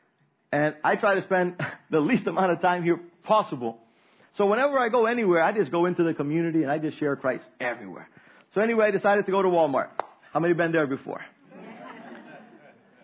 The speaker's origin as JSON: {"language": "English", "town": "Roatán", "region": "Bay Islands", "country": "Honduras", "tie": "born or raised there", "said": "Roatan is the hardest place for me. It's my hometown"}